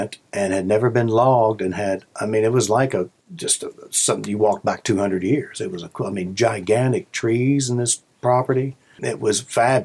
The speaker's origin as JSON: {"language": "English", "town": "Bardstown", "region": "Kentucky", "country": "United States", "tie": "born or raised there", "said": "I grew up in Bardstown"}